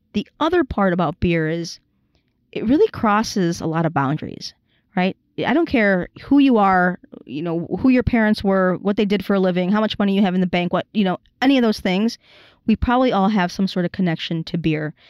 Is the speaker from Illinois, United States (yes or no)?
yes; Chicago, Illinois, United States; growing up in Chicago, born and raised in Chicago